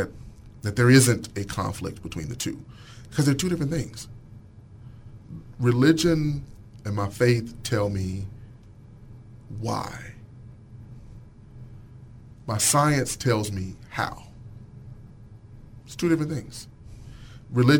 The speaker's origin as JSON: {"language": "English", "town": "Pine Bluff", "region": "Arkansas", "country": "United States", "tie": "born or raised there", "also_born_or_lived": "Boston, Massachusetts", "moved": "as an adult", "said": "I grew up in Pine Bluff"}